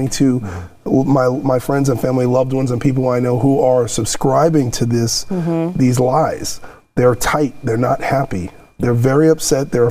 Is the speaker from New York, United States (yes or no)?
yes; New York City, New York, United States; now in Los Angeles, United States; I'm from New York City. I've lived in LA for 15 years